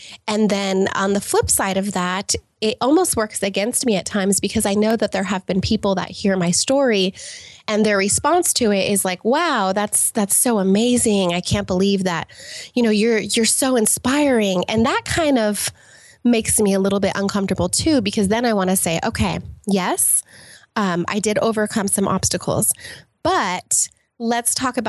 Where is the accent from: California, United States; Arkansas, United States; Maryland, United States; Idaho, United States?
California, United States; born there; also born or lived in England / Los Angeles; I was born in Southern California, actually, and to a single mother, and lived all over the place, including, you know, as we were talking about, England and Los Angeles and all over the place.